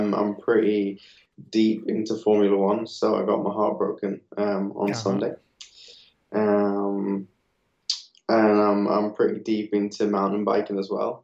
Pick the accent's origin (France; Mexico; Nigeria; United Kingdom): United Kingdom; Nottingham, East Midlands; I grew up in Nottingham